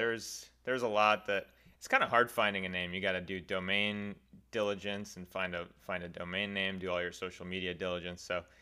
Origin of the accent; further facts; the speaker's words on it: Lexington, Massachusetts, United States; Yeah, I'm from Lexington, Massachusetts, just outside of Boston.